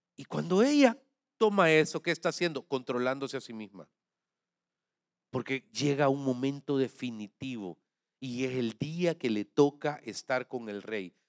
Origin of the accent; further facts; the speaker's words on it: Santa Ana, El Salvador; lo digo como santaneco salvadoreño